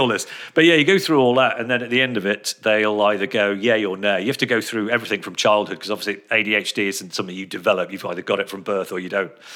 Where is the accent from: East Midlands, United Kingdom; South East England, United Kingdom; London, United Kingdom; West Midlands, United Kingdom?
West Midlands, United Kingdom; Telford; also born or lived in Birmingham; they moved out of Birmingham when I was about two or three, I think. They came over to Telford